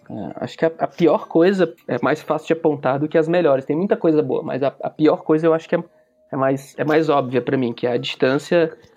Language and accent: Portuguese; Fortaleza, Ceará, Brazil; now in São Paulo, Brazil; coisa específica que eu acho muito ruim aqui em São Paulo, que é o clima, porque eu vim de, um, eu, eu vim de Fortaleza, Fortaleza não tem inverno.